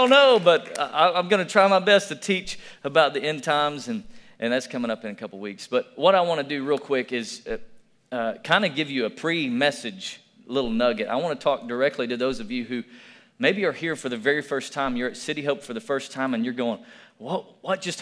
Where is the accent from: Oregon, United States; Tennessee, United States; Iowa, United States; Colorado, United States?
Tennessee, United States; moved away; also born or lived in Alabama; I'm from Tennessee